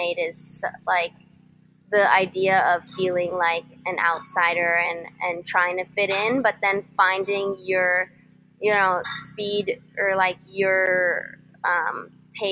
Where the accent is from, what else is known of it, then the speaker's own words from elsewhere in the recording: San Diego, California, United States; I'm from San Diego, and I went to a school called Canyon Crest Academy